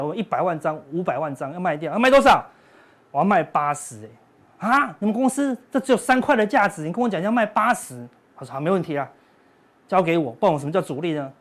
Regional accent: Taiwan; 我们台湾人

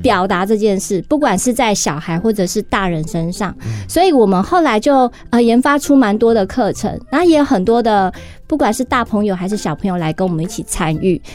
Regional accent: Taiwan; 我们台湾人讲话，其实 会有一种就是懒得咬字

